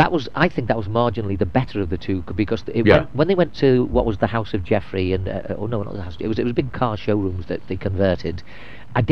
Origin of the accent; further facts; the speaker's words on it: Birkenhead, North West England, United Kingdom; moved away; also born or lived in Cornwall; I came from Birkenhead